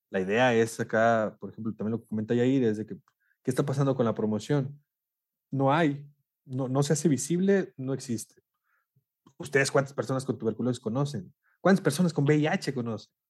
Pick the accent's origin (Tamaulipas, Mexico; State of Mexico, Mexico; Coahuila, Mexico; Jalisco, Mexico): Coahuila, Mexico; Monclova; los que son de Saltillo, digo, yo soy de Monclova, soy de Coahuila también